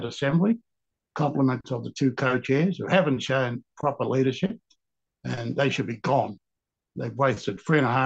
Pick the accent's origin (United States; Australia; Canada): Australia; I was born in Barrow-Ranelagh in 1951